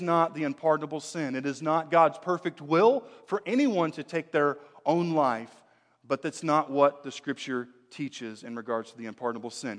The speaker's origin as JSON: {"language": "English", "country": "United States", "tie": "born or raised there", "said": "I'm an American, uh, born and bred here in the U S"}